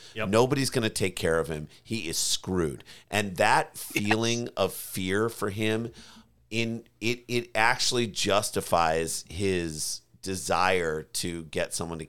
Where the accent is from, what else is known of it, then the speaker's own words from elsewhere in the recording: St. Louis, Missouri, United States; We've been a lot because we grew up in St. Louis.